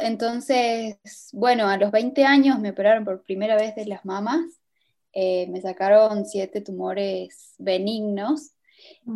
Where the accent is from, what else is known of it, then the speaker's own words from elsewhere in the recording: Cafayate, Salta, Argentina; yo soy de Cafayate